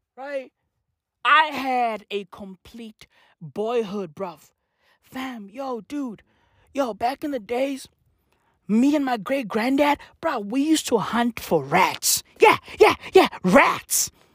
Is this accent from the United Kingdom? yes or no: no; South Africa; I'm from South Africa